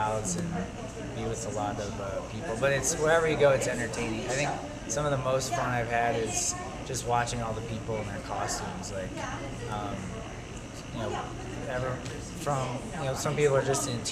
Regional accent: Tucson, Arizona, United States; I'm from Tucson, Arizona

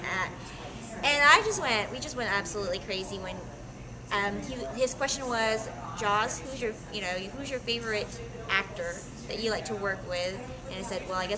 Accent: San Diego, California, United States; I'm from San Diego. I'm lucky enough to live in San Diego

